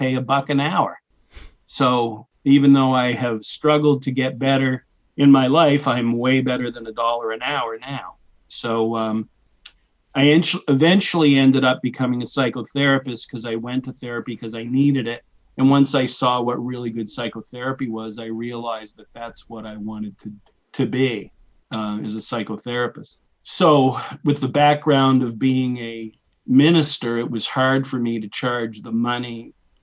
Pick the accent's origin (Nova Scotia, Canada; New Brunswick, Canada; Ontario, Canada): New Brunswick, Canada; moved away as an adult; also born or lived in Boston / Edinburgh, Scotland; I grew up in New Brunswick, Canada, which is north of Maine